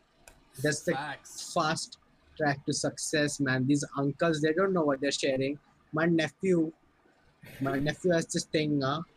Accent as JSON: {"language": "English", "country": "India", "said": "as an Indian"}